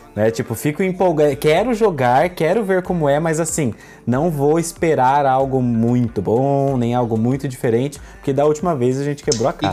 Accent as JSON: {"language": "Portuguese", "region": "interior of São Paulo", "country": "Brazil", "accent": "caipira", "said": "eu sou caipira do interior de São Paulo, falo porta, porteira e portão"}